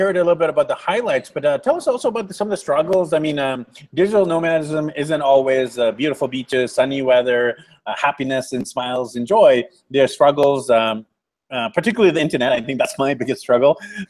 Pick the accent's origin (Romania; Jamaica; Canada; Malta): Canada; Vancouver, British Columbia; now in Colombia; I'm from Vancouver, BC, Canada.